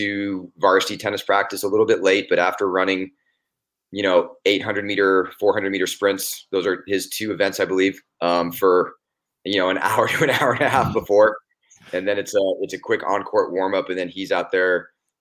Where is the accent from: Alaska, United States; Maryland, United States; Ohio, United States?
Alaska, United States; Anchorage; moved away as an adult; also born or lived in Boise / Fort Lauderdale / Portland / San Antonio; now in Idaho, United States; I was born and raised in Anchorage, Alaska